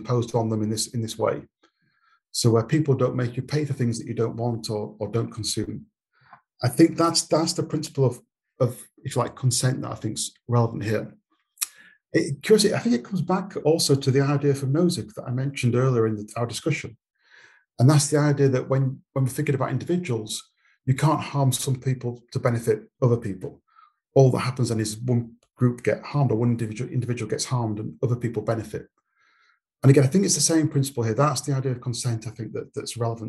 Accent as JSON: {"language": "English", "country": "United Kingdom", "tie": "born or raised there", "said": "I was born in Britain, and I didn't consent in a sense to be a British citizen"}